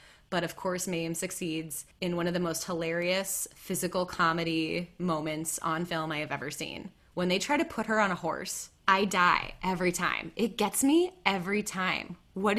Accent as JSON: {"language": "English", "region": "Midwest", "country": "United States", "said": "Well, I'm from the Midwest"}